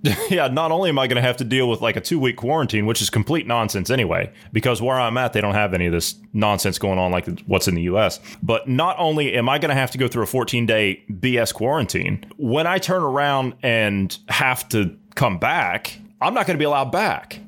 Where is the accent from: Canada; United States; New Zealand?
United States; moved away; I'm, I'm an American. I'm a hundred percent red-blooded American, tried and true. That's my home. Even though I don't live there at the moment